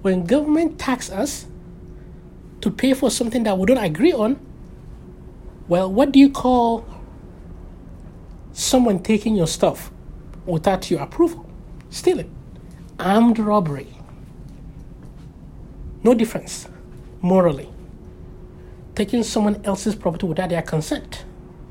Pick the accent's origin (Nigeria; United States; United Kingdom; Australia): Nigeria; I was born in Nigeria